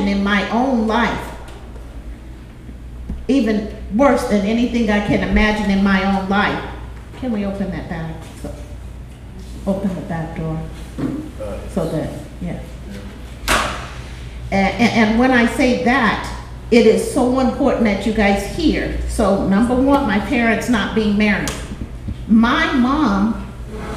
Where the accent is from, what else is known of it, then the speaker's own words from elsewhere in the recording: Los Angeles, California, United States; I grew up in South Central